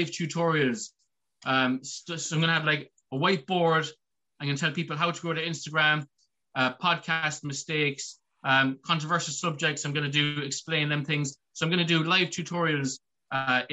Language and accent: English; Ireland; I'm Irish, I'm in Ireland